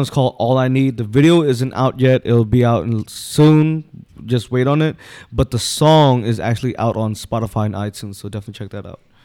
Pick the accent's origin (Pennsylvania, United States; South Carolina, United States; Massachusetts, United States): Pennsylvania, United States; Philadelphia; I'm born and raised South Philly